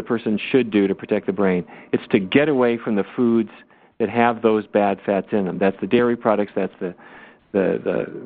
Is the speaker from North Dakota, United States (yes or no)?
yes; Fargo, North Dakota, United States; When I was growing up in Fargo, North Dakota